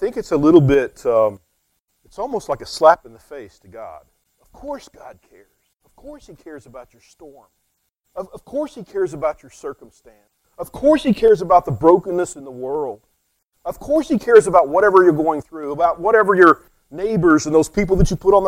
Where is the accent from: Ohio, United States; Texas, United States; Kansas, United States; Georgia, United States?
Texas, United States; West; I'm from West Texas